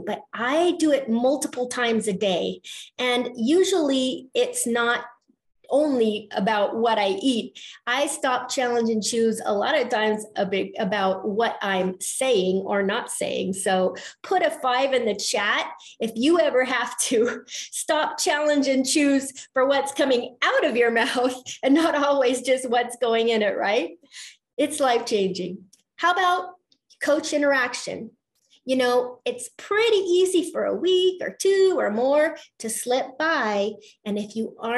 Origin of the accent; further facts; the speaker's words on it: Colorado, United States; I'm from Colorado